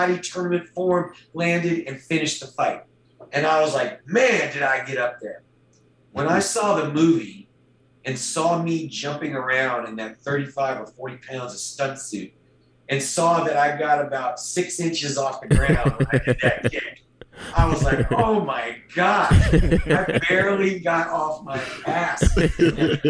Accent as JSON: {"language": "English", "region": "North Carolina", "country": "United States", "tie": "born or raised there", "moved": "yes", "lives_now": "Fort Worth, United States", "said": "a kid growing up in North Carolina"}